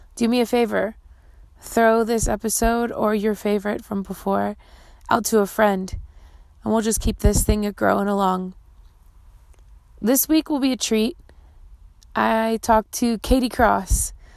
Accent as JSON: {"language": "English", "town": "Baltimore", "region": "Maryland", "country": "United States", "tie": "born or raised there", "said": "I grew up in Metro Baltimore too"}